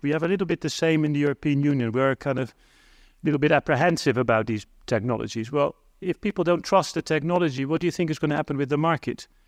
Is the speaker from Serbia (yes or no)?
no; Netherlands; I'm from the Netherlands